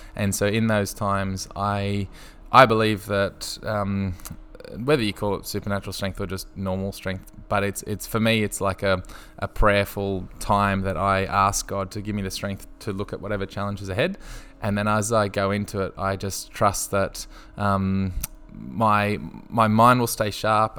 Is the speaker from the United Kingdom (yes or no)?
no; Brisbane, Queensland, Australia; I grew up in Brisbane on the south side